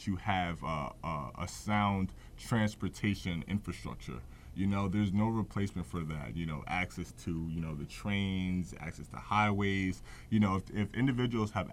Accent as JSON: {"language": "English", "town": "Newark", "region": "New Jersey", "country": "United States", "tie": "born or raised there", "said": "Phillips Academy, which I attended when I was a kid in Newark"}